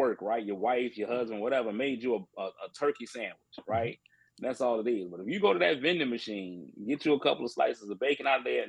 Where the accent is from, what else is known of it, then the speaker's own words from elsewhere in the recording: Colorado, United States; born there; And then I was born in Colorado. Mm-hmm. So my mom lived in Colorado for a little bit.